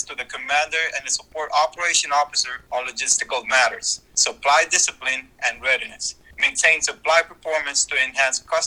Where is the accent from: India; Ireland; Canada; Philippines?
Philippines; moved away; also born or lived in San Diego, California; I was born and raised in the Philippines and migrated in San Diego, California.